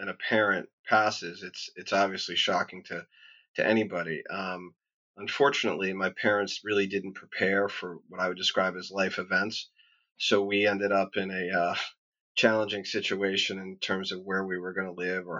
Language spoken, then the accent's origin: English; Boston, Massachusetts, United States; born and raised in Boston. So how was life growing up there? It was great. It was, I grew up in a blue-collar part of town